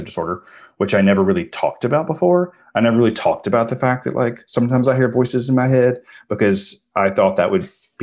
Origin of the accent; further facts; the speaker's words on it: the deep South, United States; I grew up in the South in like, you know, I was born in 1976